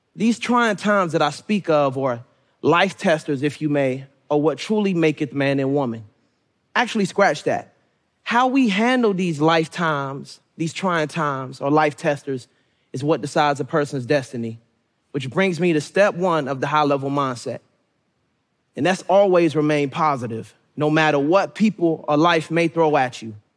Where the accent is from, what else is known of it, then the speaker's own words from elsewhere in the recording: Suitland, Maryland, United States; also born or lived in Raleigh, North Carolina; I was born in Raleigh, North Carolina, but was raised majority in Suitland, Maryland, which made me who I am today.